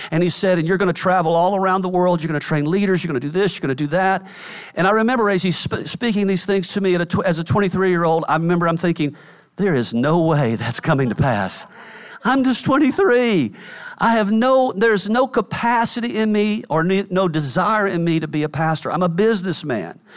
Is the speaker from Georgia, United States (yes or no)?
yes; Atlanta, Georgia, United States; I was driving from Atlanta, which is where we we're from, up to New York, which is where I was living.